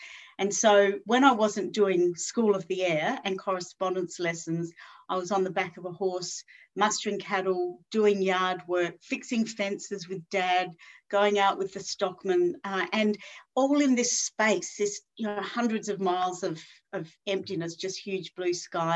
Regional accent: Alice Springs, Northern Territory, Australia; also born or lived in Czech Republic; I grew up in Central Australia, right in the heart, in the beating heart, as they call it, of the Red Centre, on a cattle station to the north.

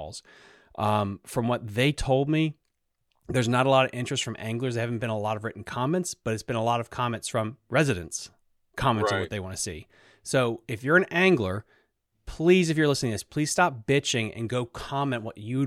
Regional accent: Sleeter Lake, Virginia, United States; I grew up on Sleeters, and before Sleeters got completely bought out by a development

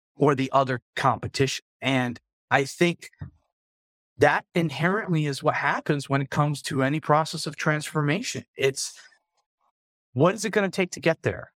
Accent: South Florida, United States; moved away; I grew up in South Florida

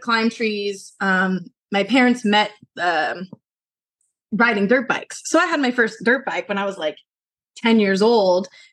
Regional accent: Colorado Springs, Colorado, United States; moved away as an adult; now in Los Angeles, United States; I moved to LA from Colorado. So I was born and raised in Colorado Springs

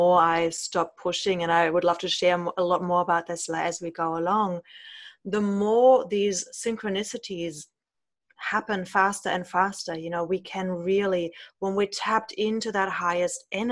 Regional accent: Germany; growing up in Germany with parents who've grown up in the post-war

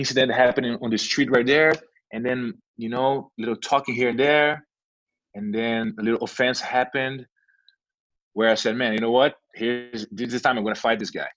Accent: Brazil; moved away as an adult; now in United States; I came from Brazil, yes. Yeah. I lived 23 years in Brazil.

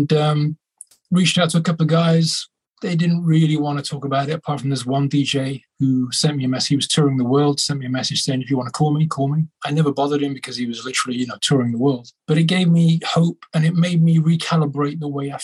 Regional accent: Birmingham, West Midlands, United Kingdom; my hometown in Birmingham in England

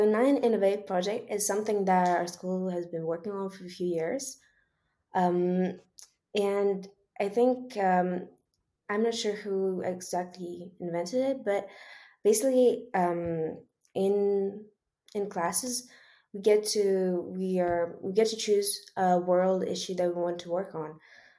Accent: Switzerland; also born or lived in Ukraine; Even though I always also really liked Ukraine, my home country, it was really nice. And I think that growing up in Switzerland is really, I'm really lucky to be able to have that.

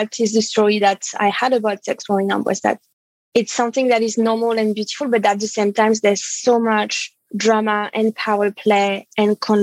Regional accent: Paris, Île-de-France, France; I was born and raised in France, in Paris

